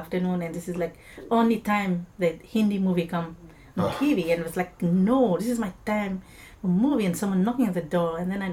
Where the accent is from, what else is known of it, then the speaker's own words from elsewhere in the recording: Mauritius; moved away; where I'm from Mauritius